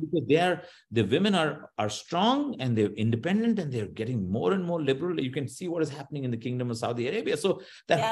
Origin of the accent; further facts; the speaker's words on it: Bangalore, Karnataka, India; I'm from India, I'm from Bangalore, we are all techies